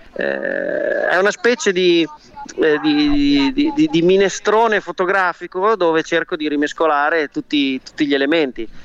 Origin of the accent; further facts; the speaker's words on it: Imola, Emilia-Romagna, Italy; moved away as an adult; now in United States; io sono di Imola